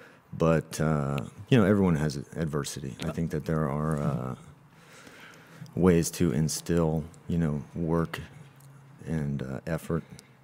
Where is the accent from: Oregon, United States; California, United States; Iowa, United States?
California, United States; Los Gatos; also born or lived in San Jose, California; I'm from Los Gatos, California. I went to the education system through Los Gatos, Blossom Hill, Fisher Middle School, Los Gatos High School.